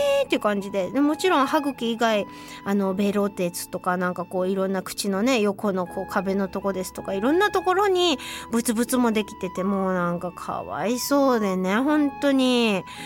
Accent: Hiroshima, Japan; accent: Hiroshima dialect; ちょっと今日広島弁が出てしまいますけど

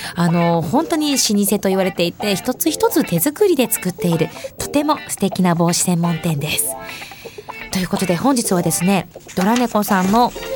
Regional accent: Asahikawa, Hokkaido, Japan; 私、旭川出身、旭川観光大使

